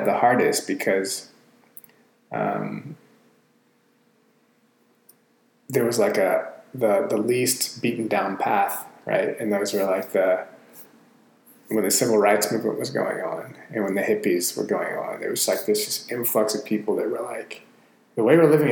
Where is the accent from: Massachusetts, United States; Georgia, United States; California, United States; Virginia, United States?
Georgia, United States; Atlanta; I'm from Atlanta